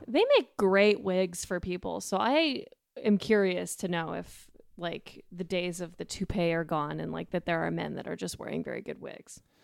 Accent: Denver, Colorado, United States; I grew up in Colorado, and yeah, Denver

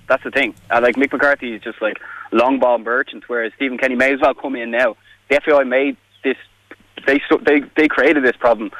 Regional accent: Ireland; we're Irish

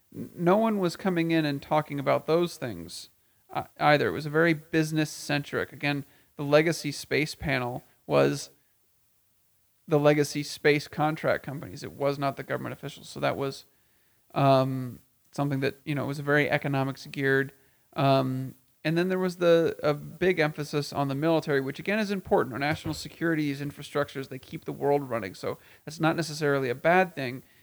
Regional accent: Texas, United States; in my home state of Texas, in central Texas

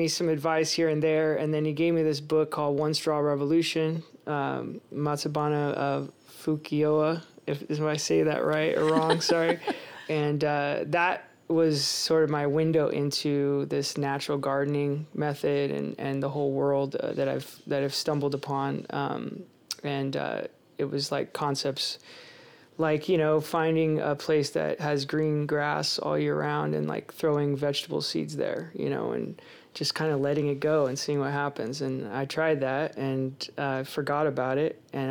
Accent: Concord, California, United States; moved away as an adult; now in Oroville, United States; I grew up in the East Bay Area in Concord, you know, pretty typical suburban life there

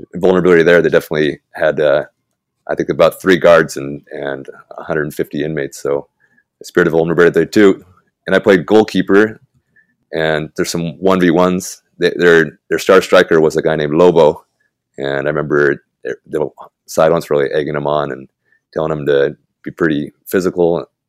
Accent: Tulalip, Washington, United States; moved away as an adult; now in Guadalajara, Mexico; I'm from Tulalip, Washington, north of Seattle originally

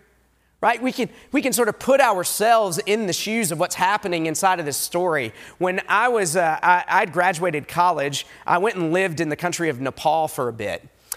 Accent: Southeast, United States; back east, I grew up in the Southeast, people will talk about mountains. And I love the Appalachian Mountains.

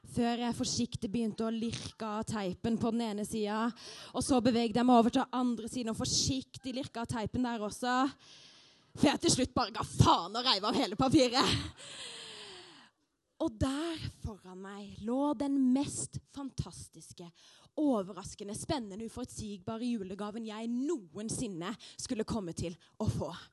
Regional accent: Arendal, Agder, Norway; Arendal, der jeg er fra

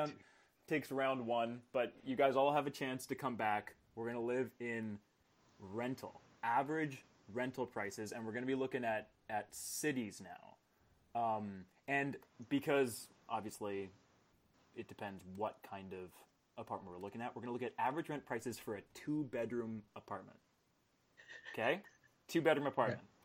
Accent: Manitoba, Canada; I was born in Manitoba

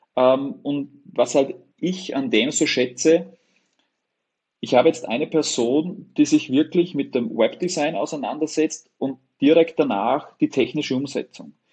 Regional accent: Upper Austria, Austria; ich komme aus Oberösterreich, direkt an der Grenze von Deutschland, Tschechien und Österreich

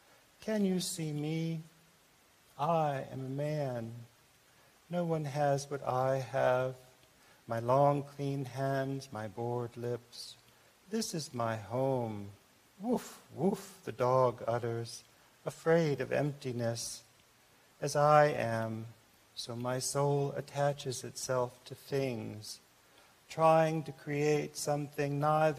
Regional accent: Japan; born there; I was born in Japan, which was mentioned, and I wrote this poem in Japan.

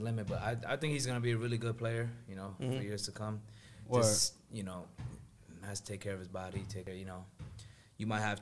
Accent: Washington, District of Columbia, United States; I'm from Washington.

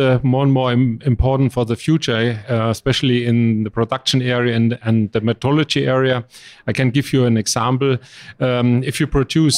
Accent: Germany; English is a second language; I'm from Germany

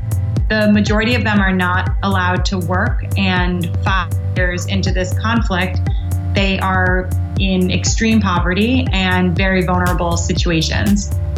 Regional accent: New York, United States; I'm from New York in the United States

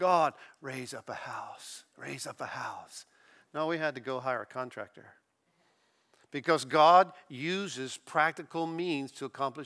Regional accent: Florida, United States; also born or lived in Kansas City, Missouri; I'm from Florida, I've lived here all my life

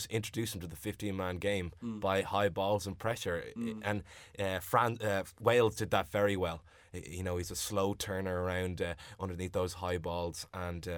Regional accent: Ireland; as an Irishman

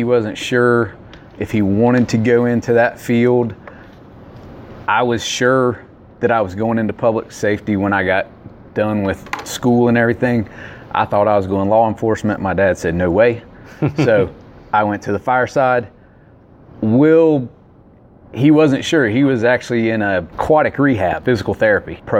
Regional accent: Greensboro, North Carolina, United States; we grew up in Hamilton Lakes

